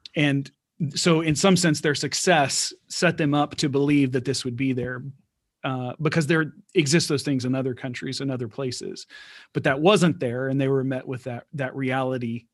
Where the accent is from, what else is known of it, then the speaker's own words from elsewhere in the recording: Houston, Texas, United States; I'm from Houston